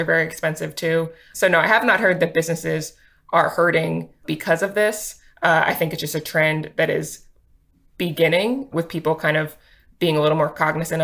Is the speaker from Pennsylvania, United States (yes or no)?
yes; Delaware County, Pennsylvania, United States; I grew up in the region too. I grew up in Delaware County